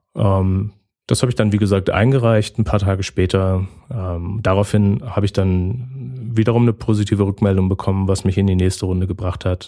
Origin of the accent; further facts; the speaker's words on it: Berlin, Germany; moved away as an adult; now in Lübeck, Germany; ich bin äh, gebürtiger Berliner und äh, wohne jetzt seit fünf Jahren oben im hohen Norden Deutschlands in Lübeck